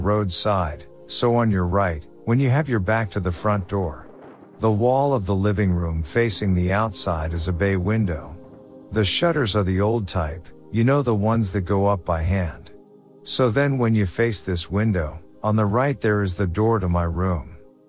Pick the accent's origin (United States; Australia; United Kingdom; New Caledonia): New Caledonia; English is a second language; now in New Zealand; Important thing to know, I am from New Caledonia. I live there with my parents. So to summarize the situation, this is the first time I have lived alone. I'm in an English country and I wasn't really good at English at that time.